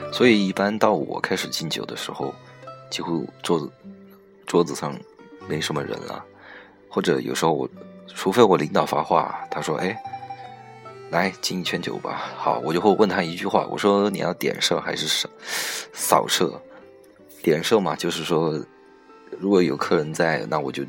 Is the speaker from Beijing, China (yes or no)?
no; Guizhou, China; moved away as an adult; also born or lived in Shanghai; now in Ningbo, China; 我出生在贵州嘛，以前，在以前待的单位也是在家乡那边的公，公司